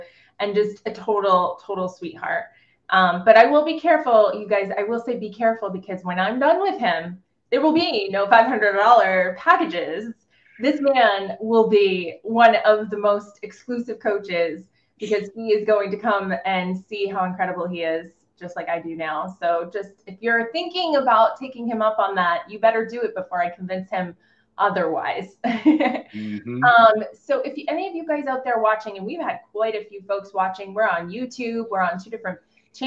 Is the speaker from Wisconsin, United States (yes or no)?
no; Boston, Massachusetts, United States; moved away; I'm from Boston